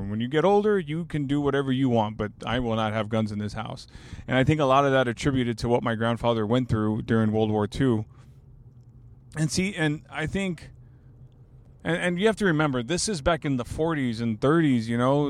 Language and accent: English; Alice, Texas, United States; now in San Antonio, United States; I'm from Alice, Texas